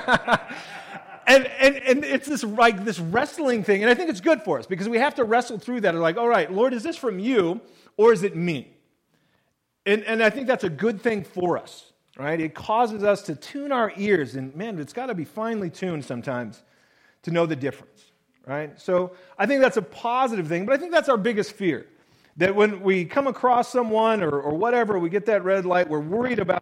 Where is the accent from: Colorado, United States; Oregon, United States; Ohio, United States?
Oregon, United States; Willamette Valley; Growing up in the Willamette Valley, and then later on when we were in the Rogue Valley